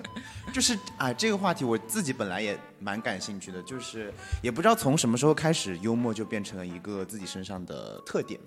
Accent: Guizhou, China; accent: Guizhou dialect; 我们家乡话那边他念不标准，很多人他的鼻音和边音他是分不清楚的，所以用贵州话

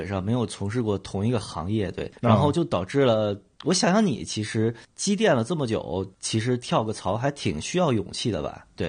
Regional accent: Beijing, China; 就我就是一个典型的。非典型的北京人，

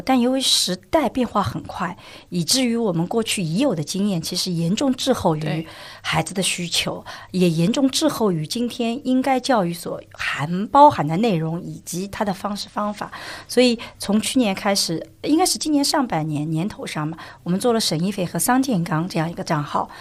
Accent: China; 我们中国人的传统就是要，要自谦嘛

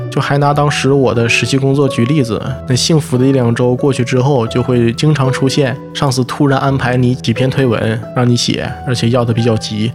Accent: Jilin, China; 我的家乡吉林那边，就是东北

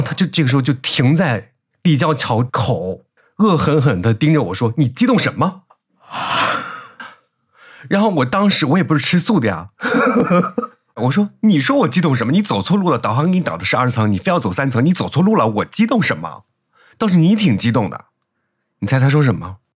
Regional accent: Henan, China; accent: Henan dialect; 可能你平常听我说河南话也听习惯了，我一讲普通话就是温柔的

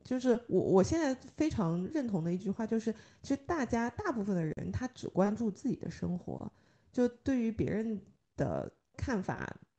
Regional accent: China; 我们中国人经常会想到的都是先苦后甜

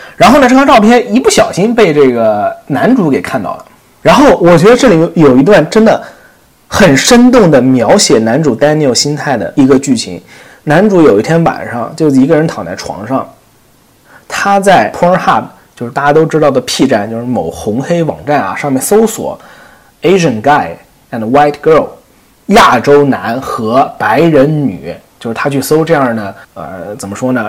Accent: southern China, China; now in United States; 我来自中国嘛

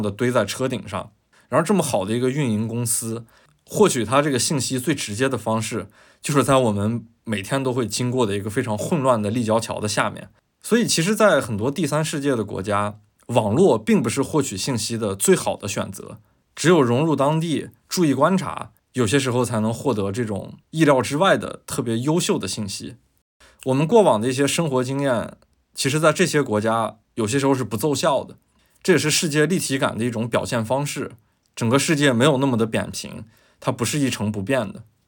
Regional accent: China; 我们是中国人

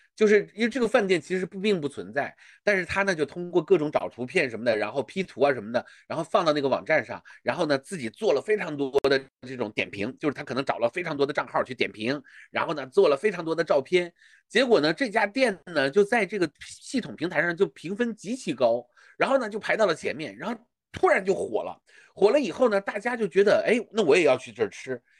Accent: China; 我是一个中国人的视角

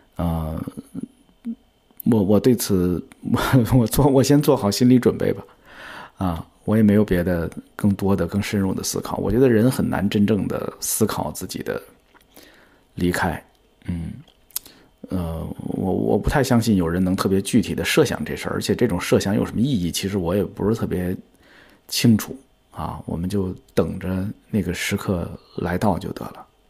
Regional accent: China; 我的家乡其实是在天津跟河北交界的一个地方，所以我从小就见过很多乡村里边儿的葬礼

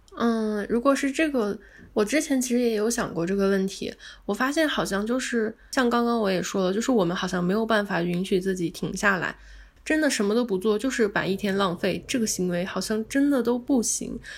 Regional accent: China; 我们中国人

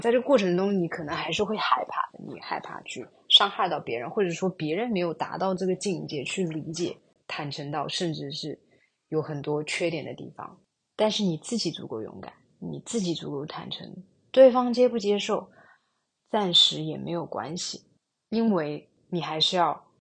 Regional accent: China; moved away as an adult; also born or lived in Singapore; 我自己本身出生在中国大陆，高中毕业之后去新加坡留学

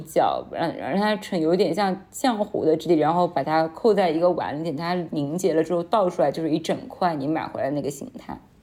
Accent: Anhui, China; 我安徽这边好像还有一个东西叫臭鳜鱼

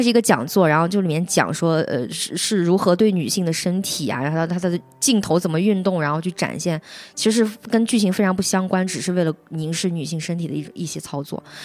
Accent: Henan, China; 我也是河南人

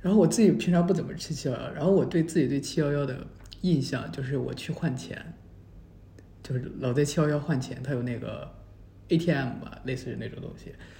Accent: Taichung, Taiwan; 我们这边我们台中人都听他们叫 seven。

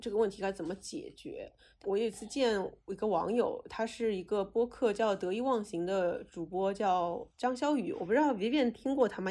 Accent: Shanghai, China; 我是上海长大的

